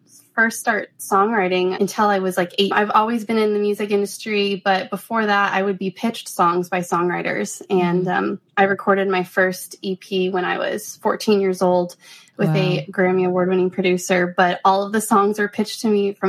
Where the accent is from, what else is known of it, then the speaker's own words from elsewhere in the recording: Denver, Colorado, United States; moved away as an adult; now in Nashville, United States; I am originally from Denver, Colorado